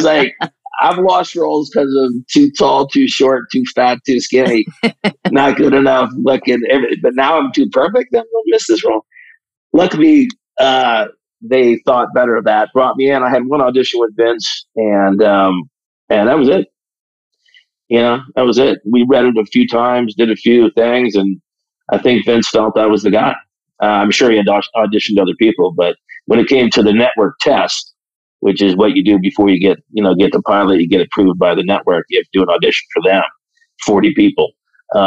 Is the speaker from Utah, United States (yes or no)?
no; South Bend, Indiana, United States; Well, I grew up in South Bend, Indiana, so I'm a Midwest boy